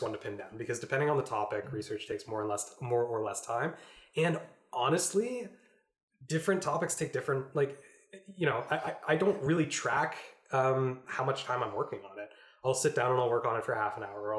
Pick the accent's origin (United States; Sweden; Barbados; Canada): Canada; we're all Canadian.